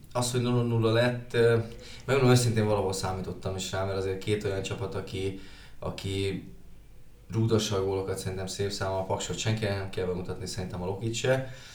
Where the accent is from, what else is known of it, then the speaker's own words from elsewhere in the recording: Debrecen, Hajdú-Bihar, Hungary; debreceniek vagyunk